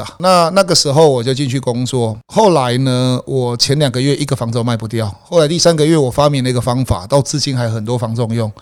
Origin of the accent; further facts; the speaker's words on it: Changhua County, Taiwan; moved away as an adult; now in Taipei, Taiwan; 我是彰化人啊